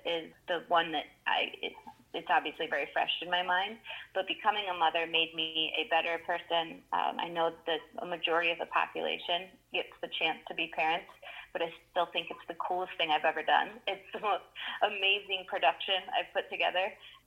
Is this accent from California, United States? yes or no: no; Michigan, United States; now in New York City, United States; I grew up in Michigan